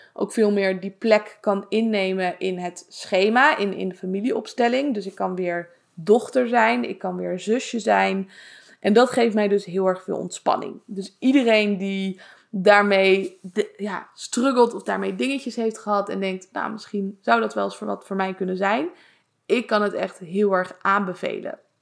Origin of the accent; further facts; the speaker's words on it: Leiden, South Holland, Netherlands; also born or lived in Zoetermeer; Maar ik kom zelf uit Leiden